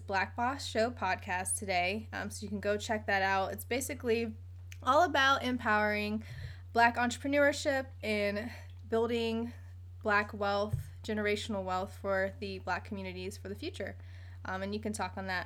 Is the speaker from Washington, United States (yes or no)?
no; Virginia Beach, Virginia, United States; We are from the South. We are from Virginia, Virginia Beach, Virginia, to be exact